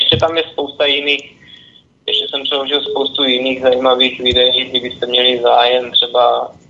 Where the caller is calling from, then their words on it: Olomouc, Olomouc Region, Czechia; jsme z Olomouce